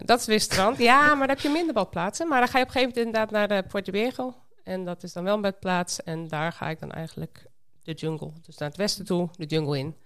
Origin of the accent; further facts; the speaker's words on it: Sleen, Drenthe, Netherlands; moved away as an adult; also born or lived in Winschoten; now in Costa Rica; Ik ben in Winschoten geboren, dus toch echt een Noordeling. Maar op mijn tweede ben ik verhuisd naar Sleen, een dorpje bij Emmen